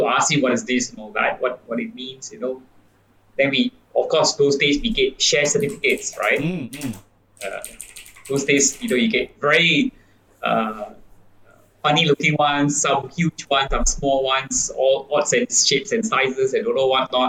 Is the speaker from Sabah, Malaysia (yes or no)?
no; Tampin, Negeri Sembilan, Malaysia; moved away; I'm from Tampin, in Sembilan. It's a small town.